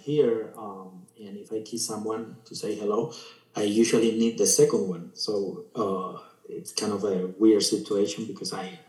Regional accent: Valencia, Valencian Community, Spain; English is a second language; I actually, when I go back to Spain, I like one in Valencia, in my city, when I go to my hometown.

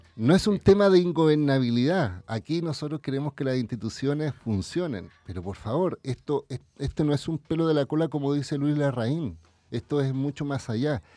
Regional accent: Chile; a mí como chileno

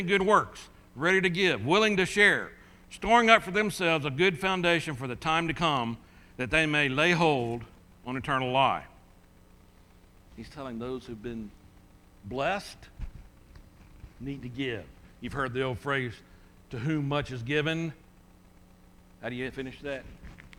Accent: United States; I'm from America

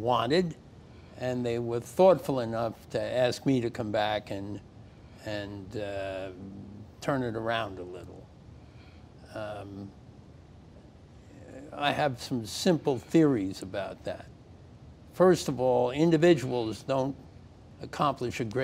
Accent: New York, United States; I was born in New York in the early in the last century, and went to school here

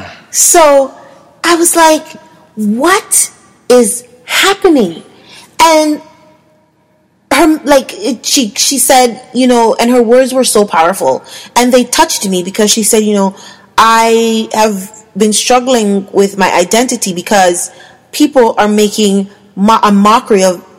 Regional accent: Jamaica; as a woman, as a black woman, as a Jamaican black woman

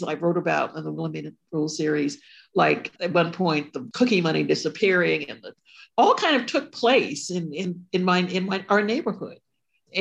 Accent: Ashford, Connecticut, United States; I grew up in Connecticut, the Ashford town, a small town called Ashford

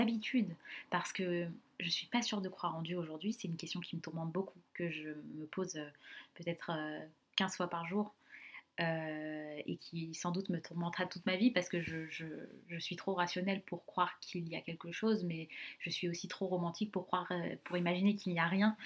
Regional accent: Sarcelles, Île-de-France, France; j'ai grandi donc à Sarcelles, dans le Val d'Oise

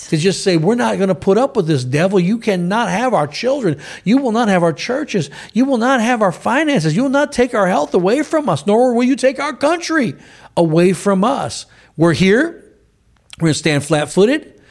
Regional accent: United States; us as American citizens

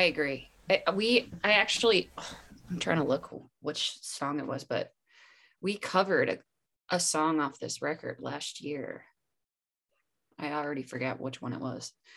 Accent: Pocono Mountains, Pennsylvania, United States; born or raised there

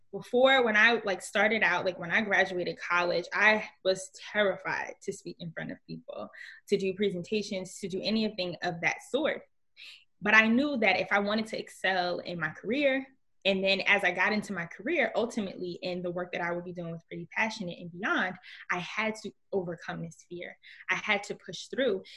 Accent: Newark, New Jersey, United States; I grew up in Newark, New Jersey

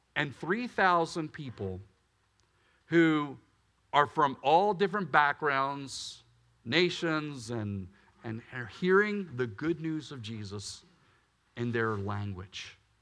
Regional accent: Willow Grove, Pennsylvania, United States; I grew up in Willow Grove, Pennsylvania

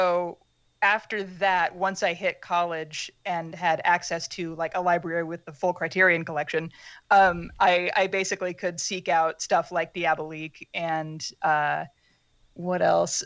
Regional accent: Pittsburg, Kansas, United States; I grew up mostly in Pittsburgh, Kansas, in like small town southeast Kansas.

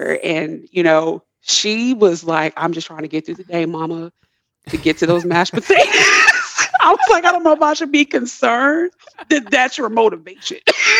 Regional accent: Midwest, United States; moved away; I'm originally from the Midwest, meat and potato country

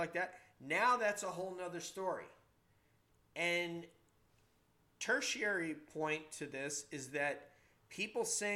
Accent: Peekskill, New York, United States; I'm a New Yorker. I'm from Peekskill, New York, right? 36 miles north of New York City. We don't like bullshit where I come from.

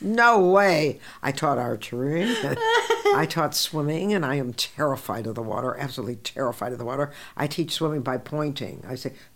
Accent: Pacifica, California, United States; also born or lived in Glasgow; I was doing freelance work for my hometown newspaper, which is the Pacifica Tribune

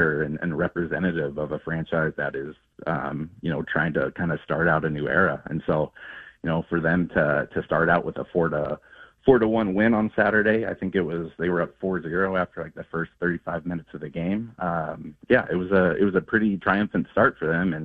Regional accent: Palmer, Alaska, United States; I grew up in Palmer, which was an hour north of Anchorage

